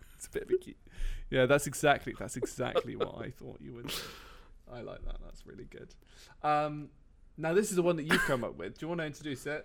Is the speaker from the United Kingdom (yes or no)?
yes; United Kingdom; I'm British